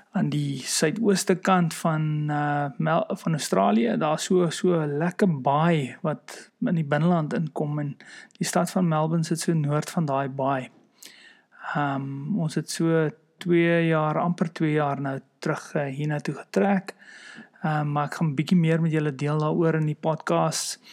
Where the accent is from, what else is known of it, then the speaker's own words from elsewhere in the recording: South Africa; moved away; as Afrikaners